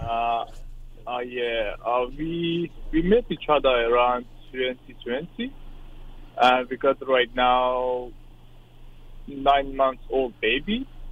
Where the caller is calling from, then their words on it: Australia; I'm calling from Australia